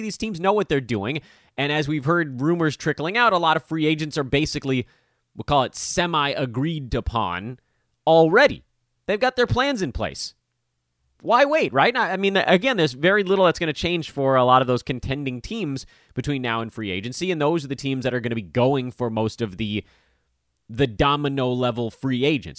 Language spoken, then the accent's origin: English; Los Angeles, California, United States; born or raised there